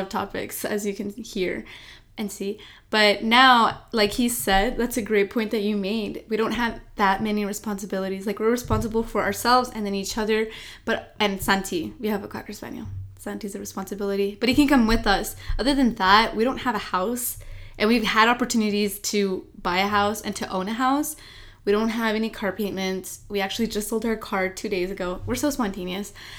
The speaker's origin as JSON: {"language": "English", "town": "El Paso", "region": "Texas", "country": "United States", "said": "we're from El Paso, Texas"}